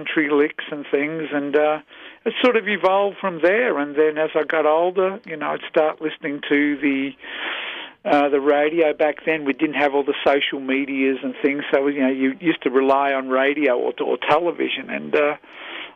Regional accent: Melbourne, Victoria, Australia; moved away as an adult; also born or lived in Chicago; now in United States; I was born and raised in Melbourne, Australia

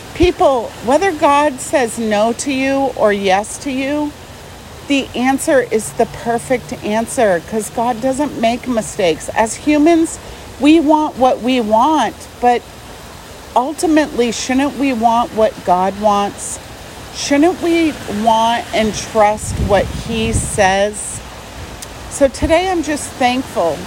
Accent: Arizona, United States; I'm from Arizona and it never rains

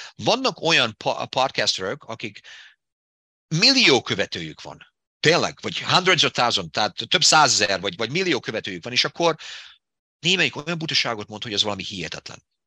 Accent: Debrecen, Hajdú-Bihar, Hungary; accent: Hungarian; moved away as an adult; now in United States; abban a kis, kis debreceni városban, ahol én felnőttem

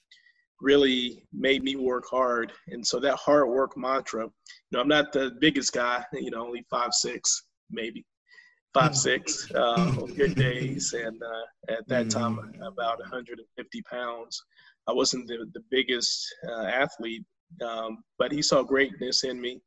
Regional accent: High Point, North Carolina, United States; I'm growing up in High Point in that work ethic

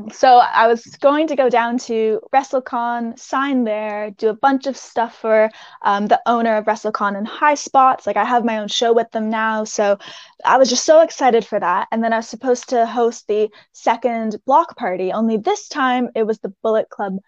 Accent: Canada; I'm Canadian

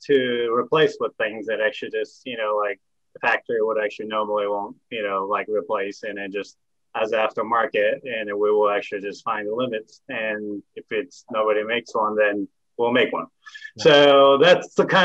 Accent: Japan; moved away as an adult; also born or lived in California; now in Tennessee, United States; I'm myself actually from Japan and I grew up in Japan for 18 years

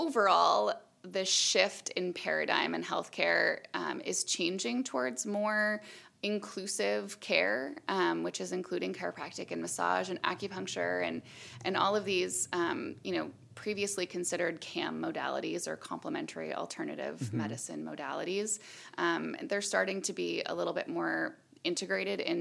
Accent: Illinois, United States; moved away as an adult; also born or lived in Iowa / Eugene, Oregon; now in Oregon, United States; I'm from the Midwest. Okay. I grew up in Illinois

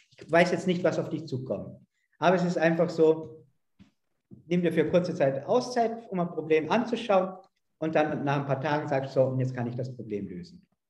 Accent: Vorarlberg, Austria; Also ich komme ja aus Österreich, aus Vorarlberg, in der Nähe zur Schweiz

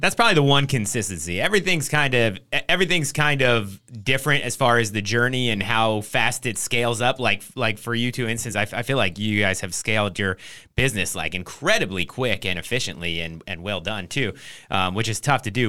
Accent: Trenton, New Jersey, United States; moved away; also born or lived in San Diego; I'm from New Jersey

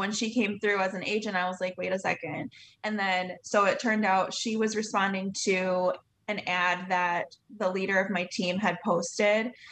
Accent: Ludington, Michigan, United States; I'm from Ludington, Michigan

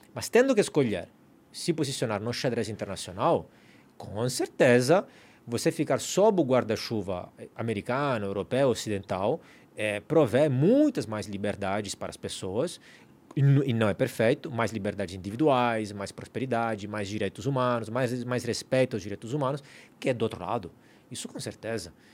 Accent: Italy; now in Brazil; eu sou italiano

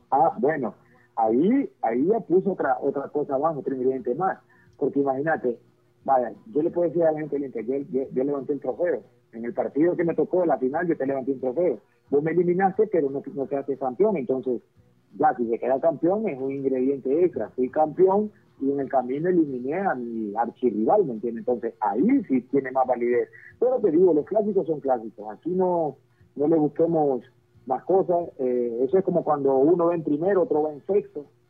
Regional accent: Honduras; como hondureño

